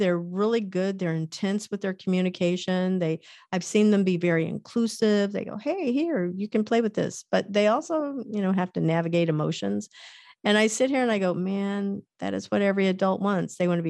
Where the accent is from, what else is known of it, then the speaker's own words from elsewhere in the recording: Kansas, United States; born there; also born or lived in Missouri; I was born in Kansas, lived in Missouri, lived all over the US, but don't ever remember being in Ohio.